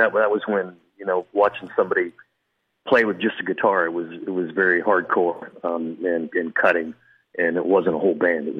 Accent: California, United States; Yes, sir, out in Orange County.

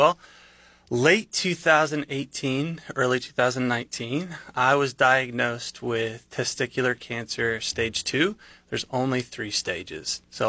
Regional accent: Bentonville, Arkansas, United States; moved away as an adult; now in Southeast Missouri, United States; at the time, I had just moved to Southeast Missouri, so I'm not from here. I'm from Bentonville, Arkansas

